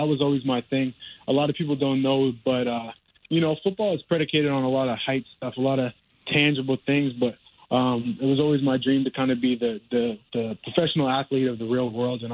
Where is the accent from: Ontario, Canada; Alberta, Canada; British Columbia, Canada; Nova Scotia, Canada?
Nova Scotia, Canada; Dartmouth; moved away; also born or lived in Louisiana; I'm from Dartmouth, Nova Scotia.